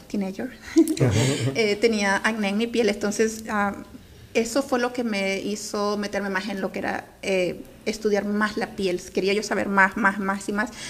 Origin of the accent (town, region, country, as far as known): Honduras; now in Bell, United States